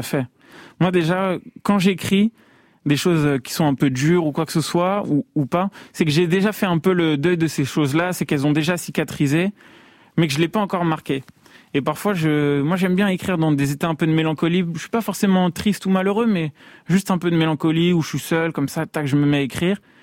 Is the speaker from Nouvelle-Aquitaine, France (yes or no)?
no; Paris, Île-de-France, France; j'ai grandi vers Max Dormois à La Chapelle